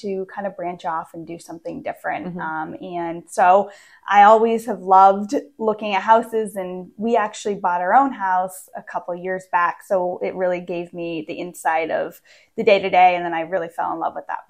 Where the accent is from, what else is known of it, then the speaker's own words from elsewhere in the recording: Maine, United States; moved away as an adult; also born or lived in Pennsylvania / Virginia / Maryland; now in West Virginia, United States; So I grew up actually in Maine. I was born and raised in Maine for 25 years